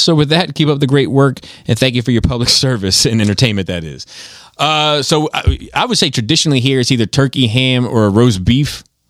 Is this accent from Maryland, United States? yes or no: yes; Baltimore, Maryland, United States; As someone who was born and raised in Baltimore, there's so much to go food and drink-wise around here.